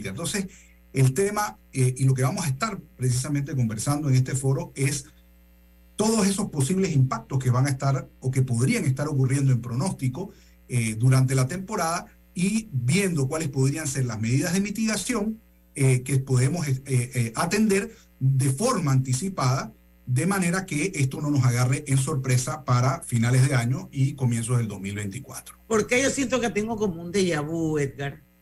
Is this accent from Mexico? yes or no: no; Panama; Entonces nosotros a preocuparnos de Panamá con respecto a esto y qué vamos a hacer nosotros como panameños